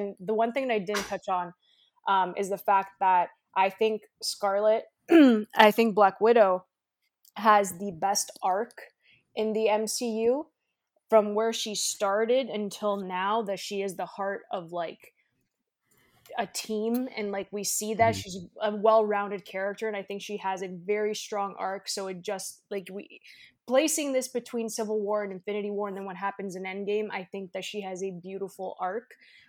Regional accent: Canada; I'm Canadian. I'm Canadian. I feel bad for everything.

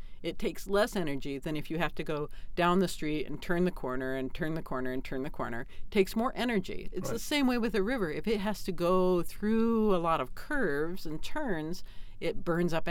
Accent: Indianapolis, Indiana, United States; moved away as an adult; now in Minnesota, United States; I grew up in the big city of Indianapolis

